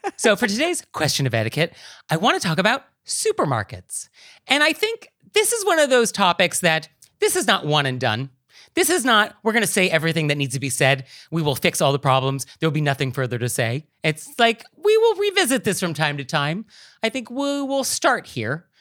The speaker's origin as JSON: {"language": "English", "region": "West Coast", "country": "United States", "tie": "born or raised there", "moved": "yes", "lives_now": "New York City, United States"}